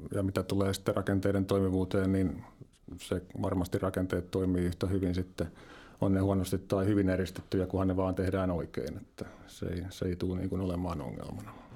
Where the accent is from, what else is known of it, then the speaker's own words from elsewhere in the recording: Lempäälä, Pirkanmaa, Finland; Tampereen suunnalta sitä Lempäälästä vähän etelästä